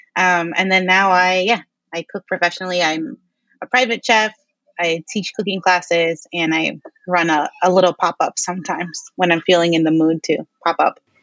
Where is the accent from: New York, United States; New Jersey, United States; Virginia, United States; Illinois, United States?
New York, United States; New York City; we grew up here in Queens